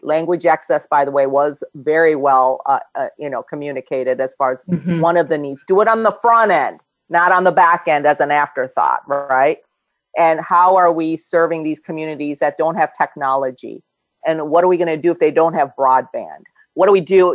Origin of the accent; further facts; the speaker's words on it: United States; also born or lived in Korea; I grew up here in this yeah. country since I was eight